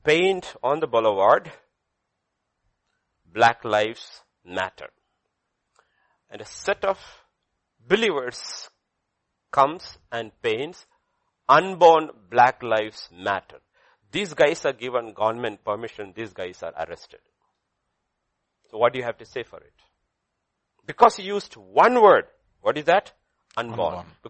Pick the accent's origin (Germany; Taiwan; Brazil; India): India; I'm not speaking as an Indian